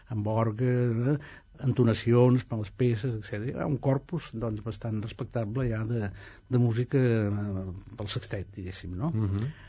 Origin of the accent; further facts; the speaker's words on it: Italy; now in Spain; jo sóc italià, eh? sóc ciutadà italià, però, sí, no, aquí hi ha una mica més de dignitat